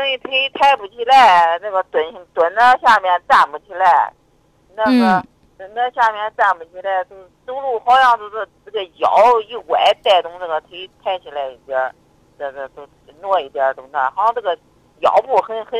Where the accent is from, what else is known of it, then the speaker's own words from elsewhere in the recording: Zhumadian, Henan, China; 那个我是那个驻马店的。